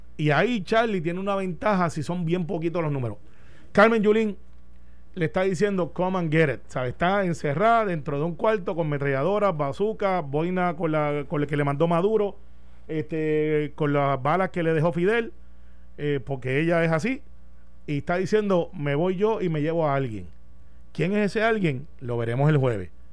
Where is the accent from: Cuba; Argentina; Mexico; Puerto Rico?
Puerto Rico; Guaynabo; De donde yo soy en Guaynabo